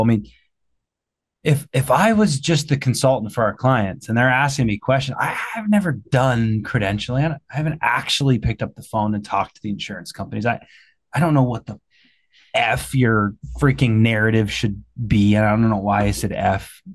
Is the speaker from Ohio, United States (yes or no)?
yes; Ohio, United States; I'm from Ohio